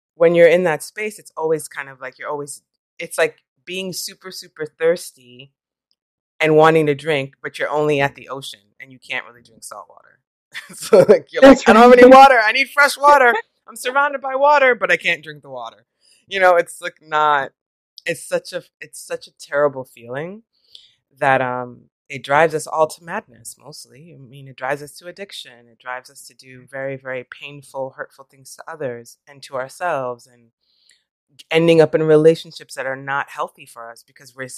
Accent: New York, United States; now in California, United States; I'm from New York

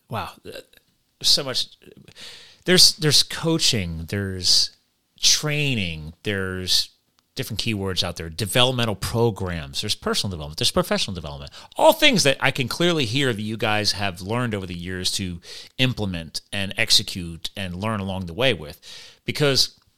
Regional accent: Flemington, New Jersey, United States; born there; I was born in Flemington, New Jersey

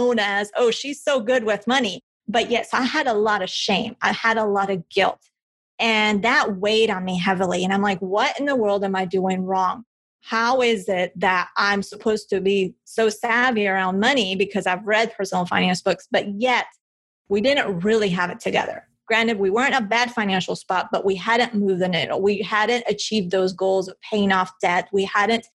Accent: Bogotá, Colombia; now in United States; I'm from Colombia. I was born in Bogota.

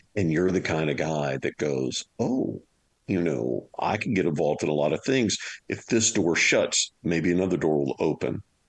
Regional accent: Louisiana, United States; I'm from Louisiana

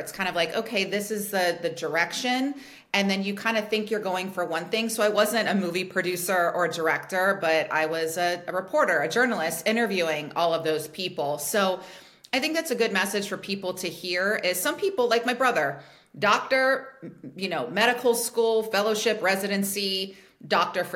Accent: Cincinnati, Ohio, United States; moved away as an adult; also born or lived in Pennsylvania; I was born and raised in Cincinnati, Ohio

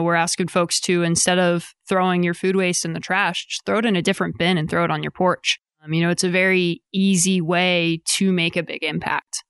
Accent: Eastern Shore of Maryland, United States; moved away as an adult; also born or lived in Austin, Texas; now in Rogers, United States; I'm originally from the East Coast of Maryland. I grew up in a pretty small beach town that kind of blows up in the summer

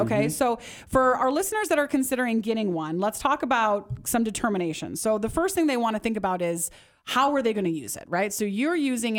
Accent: Midwest, United States; moved away; I grew up in the Midwest where I didn't have exposure to four-wheelers and side-by-sides.

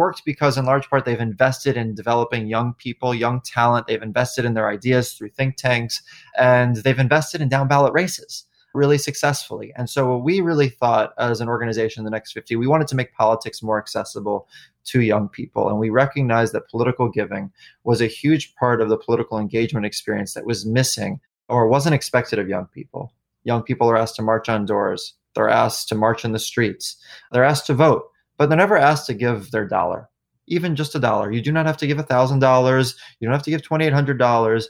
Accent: New York City, New York, United States; moved away; moving back to New York, my hometown

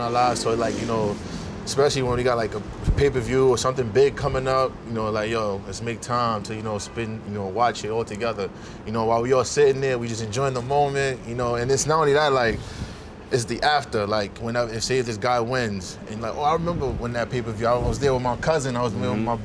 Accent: New York City, New York, United States; I'm from Brooklyn. Bed-Stuy, I know Corey. We grew up together.

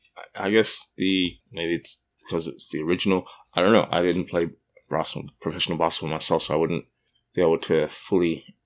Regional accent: Australia; now in Canada; I'm also a person of color, and I grew up in Australia, where I kind of stood out a little bit. But after coming to Canada, I feel like I blend in a bit more

